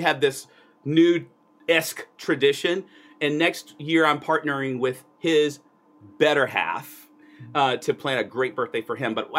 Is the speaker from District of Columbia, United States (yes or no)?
yes; Washington, District of Columbia, United States; I was born in Washington D.C.